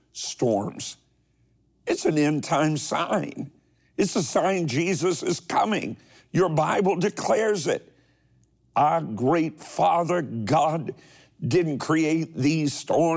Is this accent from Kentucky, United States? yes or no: yes; Kentucky, United States; my home state of Kentucky